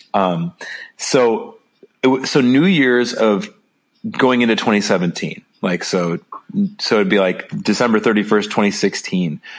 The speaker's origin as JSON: {"language": "English", "town": "Chicago", "region": "Illinois", "country": "United States", "moved": "yes", "said": "I'm from Chicago originally"}